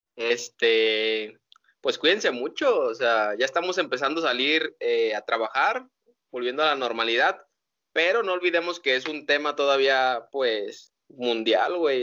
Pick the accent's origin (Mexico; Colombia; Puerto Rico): Mexico; somos mexicanos